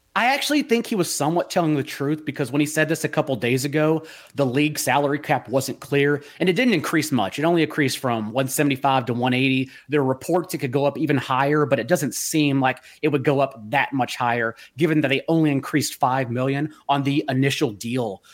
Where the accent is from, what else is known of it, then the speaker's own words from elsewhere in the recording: Fort Worth, Texas, United States; moved away; the people that are dear to me in Fort Worth, uh, not only my hometown